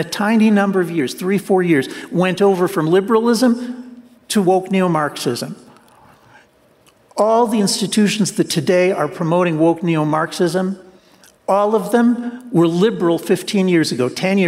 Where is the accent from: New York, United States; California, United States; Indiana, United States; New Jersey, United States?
New Jersey, United States; I grew up in New Jersey, and that's the kind of school I went